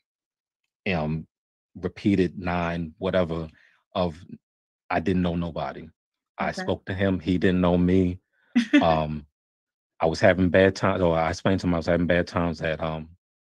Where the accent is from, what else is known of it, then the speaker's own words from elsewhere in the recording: hometown where Firaxis is, Maryland, United States; here in my hometown